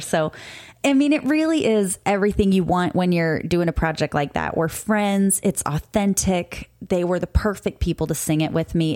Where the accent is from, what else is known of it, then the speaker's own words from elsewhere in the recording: Cape Girardeau, Missouri, United States; now in Florida, United States; Cape Girardeau, Missouri. That's my hometown. That's where I grew up most of my life.